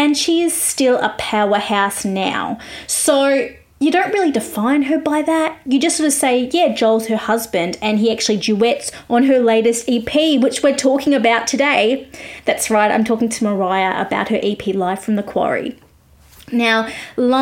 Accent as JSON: {"language": "English", "country": "Australia", "said": "I'm an Aussie music journalist"}